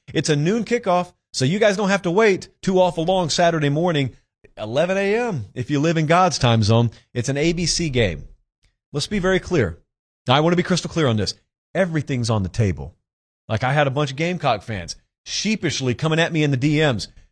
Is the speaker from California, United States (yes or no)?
no; Georgia, United States; sat in his bedroom in Forts Inge, Georgia